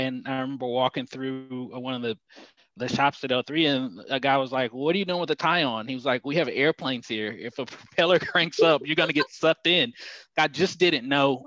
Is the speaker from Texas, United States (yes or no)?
yes; Dallas, Texas, United States; also born or lived in Houston, Texas / Allen, Texas; I grew up, I'm originally from Houston and moved to Dallas at a young age. Lived in downtown Dallas, and then my mom moved us to the suburbs